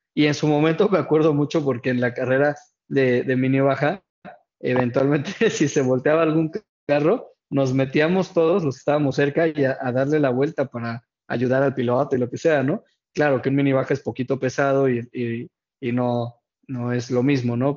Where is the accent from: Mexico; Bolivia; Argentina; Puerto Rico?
Mexico; como aficionado mexicano